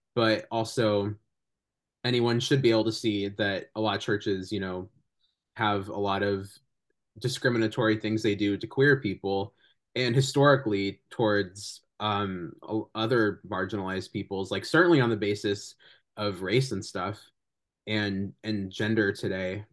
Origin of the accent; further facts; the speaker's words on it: California, United States; I'm really grateful that I'm from California